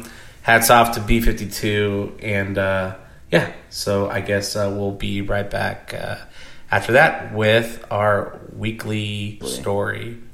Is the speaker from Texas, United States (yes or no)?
yes; Houston, Texas, United States; growing up in the Houston area. So I grew up in and around... the northwest side, 290 Highway 6 area, and the neighborhood of Copperfield.